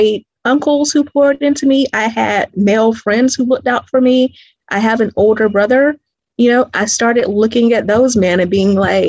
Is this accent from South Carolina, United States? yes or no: yes; Greenville, South Carolina, United States; now in Atlanta, United States; I'm originally from Greenville, South Carolina